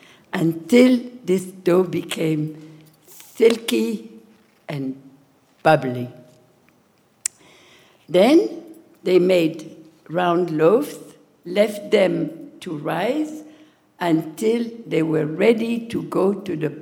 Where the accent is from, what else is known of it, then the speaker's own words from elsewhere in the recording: Marrakesh, Marrakesh-Safi, Morocco; now in Philadelphia, United States; was born in Marrakech, Morocco, in 1936. The 13th child of my family and the last one. My Saint Mother cooked and baked every day